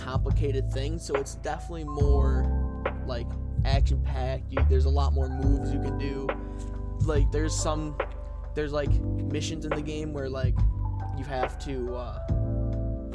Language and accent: English; United States; I'm American